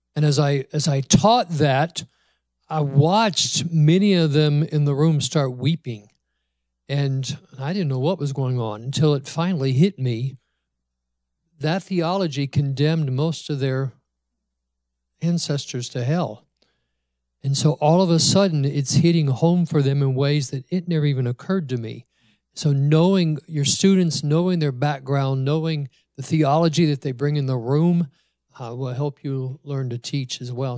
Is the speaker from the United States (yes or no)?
yes; United States; the American in the room